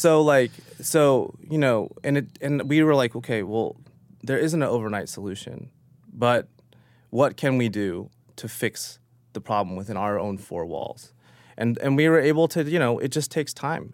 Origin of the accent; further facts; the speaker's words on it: Oklahoma, United States; now in New York, United States; growing up in Oklahoma